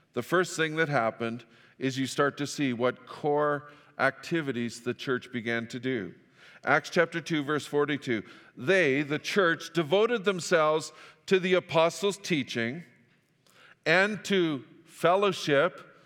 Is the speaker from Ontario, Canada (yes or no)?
no; Fort St. John, British Columbia, Canada; moved away; also born or lived in Saskatchewan; I grew up in Fort Saint John